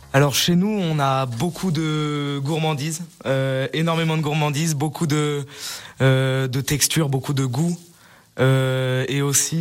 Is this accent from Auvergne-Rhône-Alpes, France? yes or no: yes; Sallanches, Auvergne-Rhône-Alpes, France; also born or lived in Lyon; je suis je suis né à Salanches